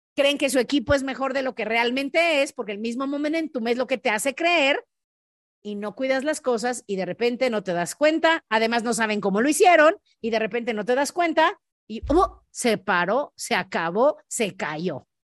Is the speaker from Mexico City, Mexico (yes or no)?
no; León, Guanajuato, Mexico; yo soy de León, Guanajuato